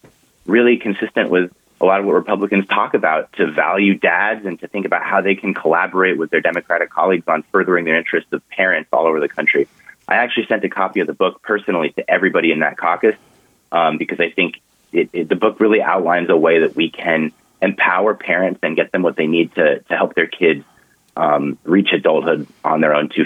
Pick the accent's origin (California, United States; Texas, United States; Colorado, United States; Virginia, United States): California, United States; Orange County; I grew up in Orange County, California